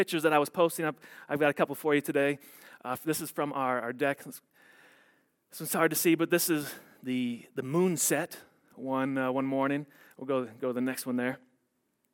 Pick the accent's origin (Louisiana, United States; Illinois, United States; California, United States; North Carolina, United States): Illinois, United States; also born or lived in Wisconsin / Texas; now in Colorado, United States; I grew up in Illinois and in Wisconsin